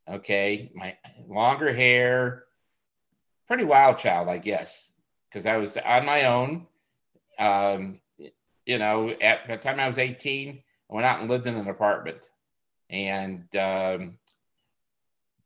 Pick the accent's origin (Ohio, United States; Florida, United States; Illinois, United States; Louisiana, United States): Ohio, United States; Cleveland; also born or lived in Columbus, Ohio / Corpus Christi, Texas; I was from Cleveland, Ohio